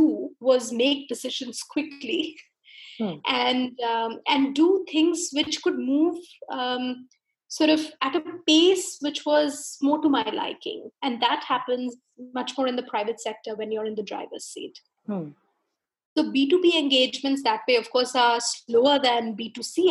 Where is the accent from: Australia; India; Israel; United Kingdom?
India; being an Indian